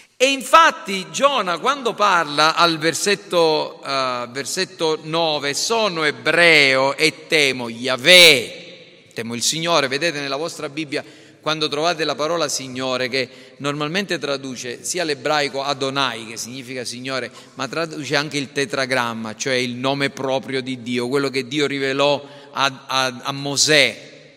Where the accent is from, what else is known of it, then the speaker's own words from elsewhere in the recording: Caltanissetta, Sicily, Italy; tradizioni religiose della nostra città